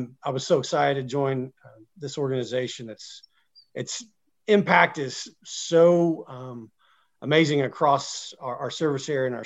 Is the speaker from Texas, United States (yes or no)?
no; Oklahoma, United States; also born or lived in Blackwell, Oklahoma / Tecumseh, Oklahoma / Henryetta, Oklahoma / Washington, D.C.; I'm an Oklahoman. I'm an Okie. I born and raised here. I grew up in a few small Oklahoma communities